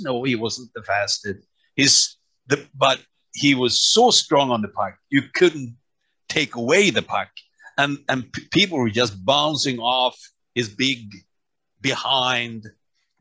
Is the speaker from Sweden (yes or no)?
yes; Örnsköldsvik, Västernorrland County, Sweden; moved away; From my hometown